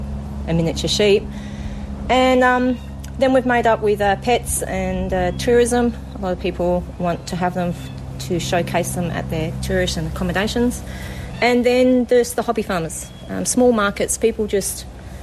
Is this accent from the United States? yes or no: no; Australia; In Australia, we mostly breed animals that have got clean faces and clean legs to fit our Australian conditions